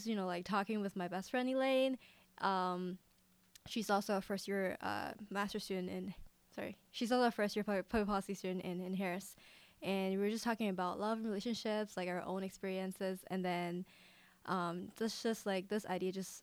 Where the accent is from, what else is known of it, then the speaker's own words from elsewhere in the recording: Hong Kong; also born or lived in Michigan, United States; now in Chicago, United States; I'm from Hong Kong.